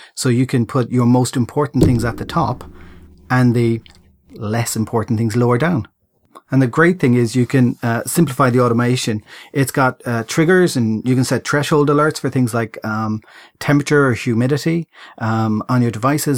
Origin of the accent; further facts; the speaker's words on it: Ireland; I'm Irish